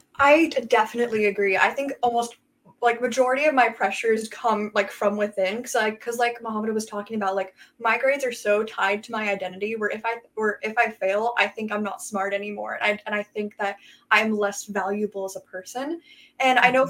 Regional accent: Everett, Washington, United States; I'm from Everett, Washington

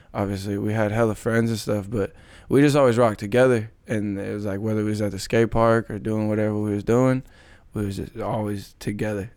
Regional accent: Kelso, Washington, United States; I grew up in Kelso. Came from Kelso High School

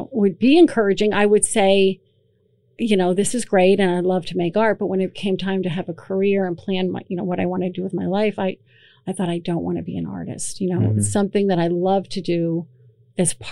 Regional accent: Emmaus, Pennsylvania, United States; now in Allentown, United States; I grew up in Emmaus

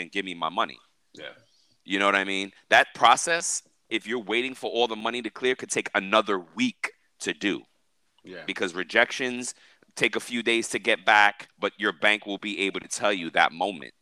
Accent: New York, United States; now in Miami, United States; I'm from New York

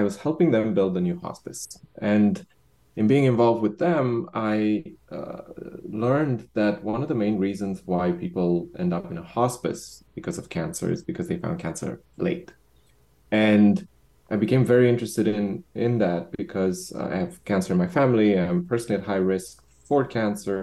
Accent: Romania; moved away; also born or lived in Bucharest; I'm originally from Romania.

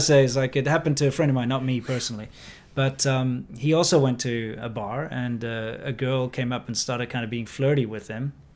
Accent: South Africa; moved away as an adult; also born or lived in China; growing up in South Africa

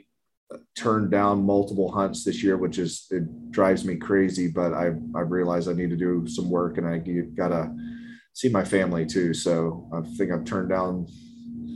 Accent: South Carolina, United States; That's kind of my home state

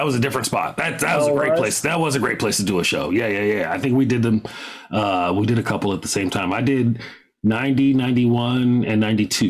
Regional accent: San Francisco, California, United States; my hometown of San Francisco

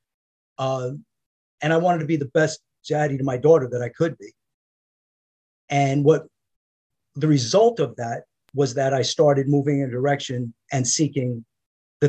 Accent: New York, United States; I grew up in New York in a traditional middle-class family, construction worker family

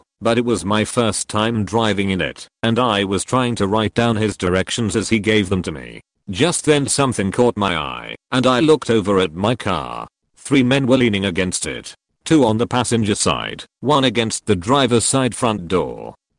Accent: Maryland, United States; I was from Maryland, but had not yet spent time in that city.

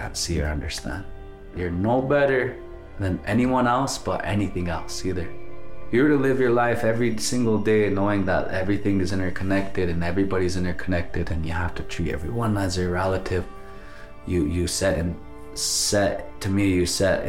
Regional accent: Pine Ridge Indian Reservation, South Dakota, United States; I'm from the Red Cloud community on the Pine Ridge Indian Reservation. My whole educational career was at Holy Rosary Mission

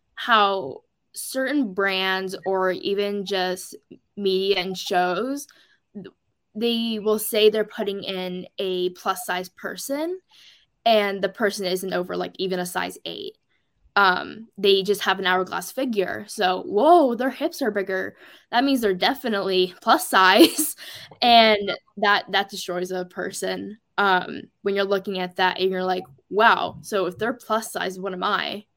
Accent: Portland, Oregon, United States; I'm from Oregon, mainly the Portland metro area

